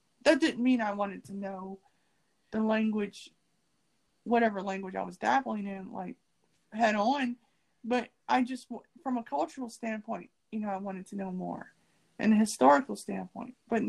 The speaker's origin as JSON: {"language": "English", "country": "United States", "accent": "American", "said": "when I come with my American accent, wait a minute, what ethnicity are you? I was like, I'm black."}